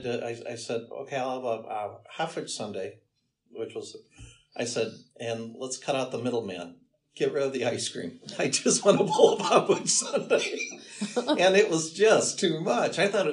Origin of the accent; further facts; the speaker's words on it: Detroit, Michigan, United States; moved away; also born or lived in Mount Clemens, Michigan / Southfield, Michigan; Yeah, I'm from Detroit.